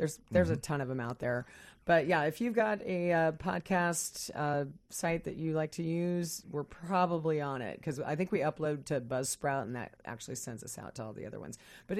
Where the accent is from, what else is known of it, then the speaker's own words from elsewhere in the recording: Midwest, United States; moved away; I'm from the Midwest, and I don't even sound like a Midwesterner anymore, because after I moved here 30 years ago